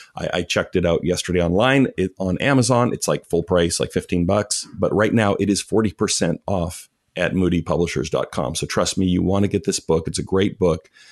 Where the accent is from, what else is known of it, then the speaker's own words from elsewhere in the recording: Canada; moved away; also born or lived in Chicago; I'm Canadian